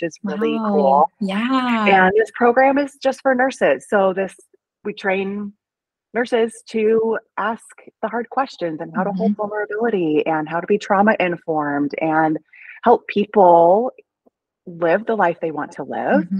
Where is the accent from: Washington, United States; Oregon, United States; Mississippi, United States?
Oregon, United States; now in Portland, United States; I'm from Oregon. I'm from a small town, and I came to Portland for nursing school